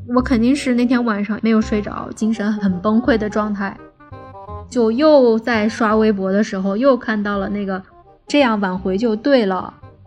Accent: Beijing, China; 我来自北京，职业是一名影视行业的从业者

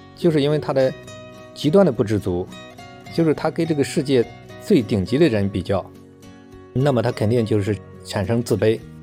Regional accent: China; 我们中国人的文化

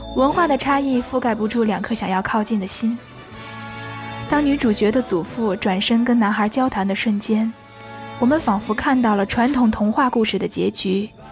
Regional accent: China; now in Paris, France; 我作为一个中国人

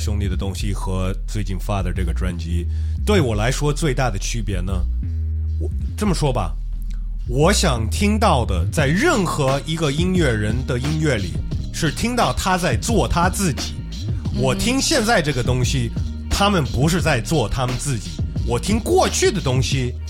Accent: United States; accent: ABC; first language English; Chinese is a second language; moved away; I'm a real A B C, bro.

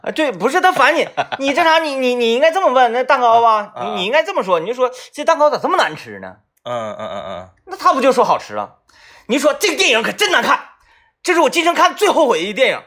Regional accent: Northeast China, China; accent: Northeastern dialect; 用咱们东北话讲

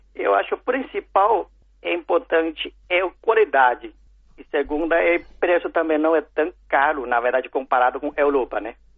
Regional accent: China; Portuguese is a second language; moved away; also born or lived in São Paulo, Brazil; eu nasci na China

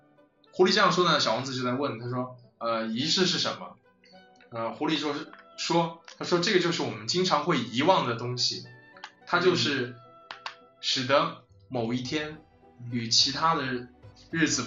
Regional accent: China; 而是他说听到我是中国人，no no no no no no，no，就直接这这种反应让我就是当时觉得很很愤怒

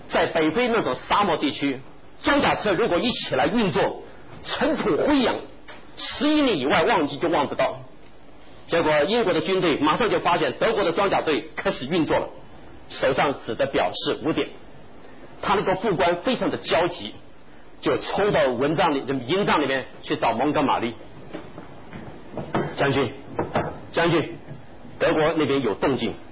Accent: China; 我讲句不好听的话，我们中国人读书读到学校为止，离开学校的围墙就什么都没有。

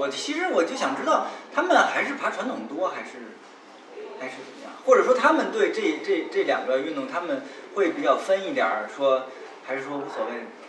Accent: Northwest China, China; 我是西北人，

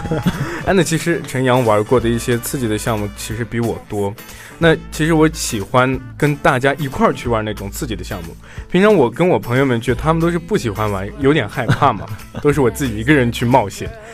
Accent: Xinjiang, China; moved away as an adult; now in Jinhua, China; 我作为一个新疆人

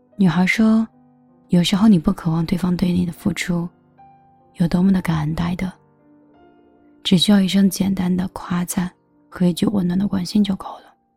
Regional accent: northern China, China; 我是北方人

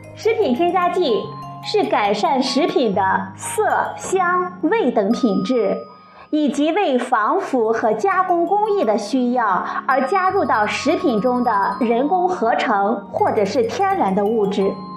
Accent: China; 最早是由我们中国人发现的

